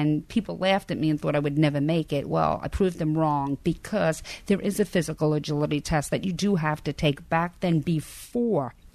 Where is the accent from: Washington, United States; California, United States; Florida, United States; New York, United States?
New York, United States; New York City; also born or lived in Long Island; I grew up in Brooklyn, New York